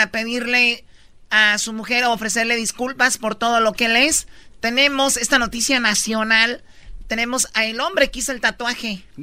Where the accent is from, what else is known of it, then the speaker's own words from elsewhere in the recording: Guatemala; now in Pasadena, United States; de Guatemala.